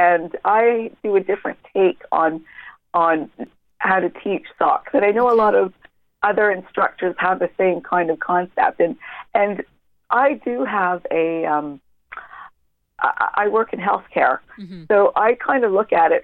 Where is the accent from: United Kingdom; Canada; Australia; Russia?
Canada; now in Dublin, Ireland; I'm from Canada.